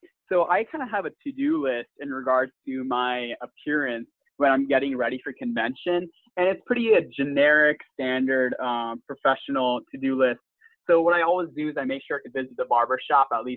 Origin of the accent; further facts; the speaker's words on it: Massachusetts, United States; also born or lived in Louisiana; now in Austin, United States; I'm from Massachusetts, a proud graduate of LCB, and currently studying government at the University of Texas at Austin.